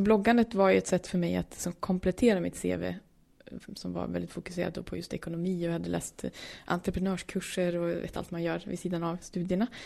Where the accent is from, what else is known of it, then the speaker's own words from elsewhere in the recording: Norrland, Sweden; kommer från Norrland